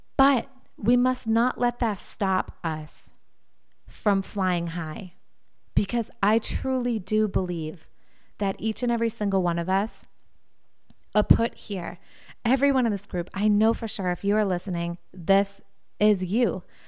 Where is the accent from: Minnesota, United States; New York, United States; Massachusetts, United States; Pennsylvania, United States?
Massachusetts, United States; Wilmington; W C T V in Wilmington, Massachusetts, my hometown